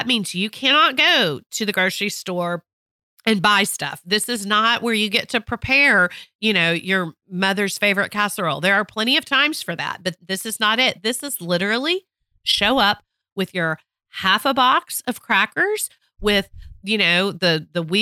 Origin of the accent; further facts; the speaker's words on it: Texas, United States; I'm a Texan